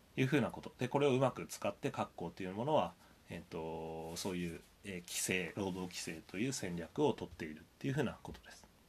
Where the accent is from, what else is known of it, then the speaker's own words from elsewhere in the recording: Sendai, Miyagi, Japan; 僕宮城県仙台市出身なんですけど